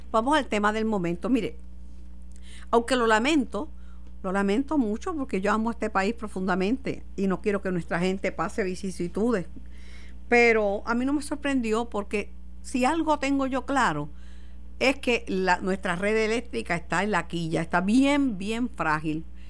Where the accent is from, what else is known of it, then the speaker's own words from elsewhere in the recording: Mayagüez, Puerto Rico; en mi pueblo, en Mayagüez